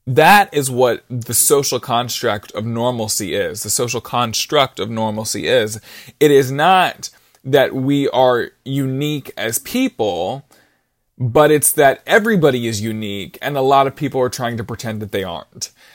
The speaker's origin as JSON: {"language": "English", "town": "Brunswick", "region": "Georgia", "country": "United States", "said": "I'm from Brunswick, Georgia, and I'm eighteen years old"}